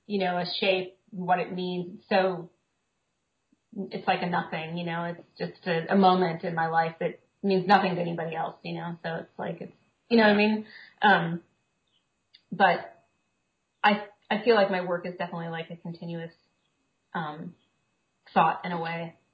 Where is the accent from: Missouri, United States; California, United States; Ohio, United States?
Missouri, United States; Kansas City; now in Brooklyn, United States; I grew up in Kansas City